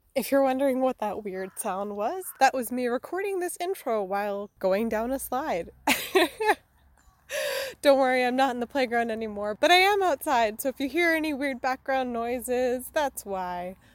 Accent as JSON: {"language": "English", "country": "United States", "moved": "yes", "lives_now": "Freiburg, Germany", "said": "I am an American living in Freiburg, Germany"}